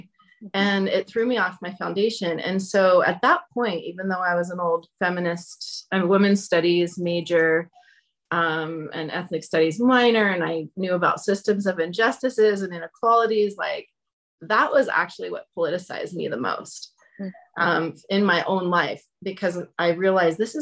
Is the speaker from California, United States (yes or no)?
yes; Nevada City, California, United States; moved away as an adult; I grew up in Nevada City